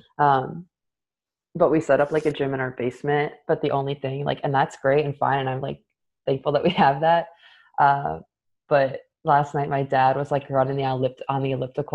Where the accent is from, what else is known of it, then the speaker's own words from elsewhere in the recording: Michigan, United States; I'm from Michigan.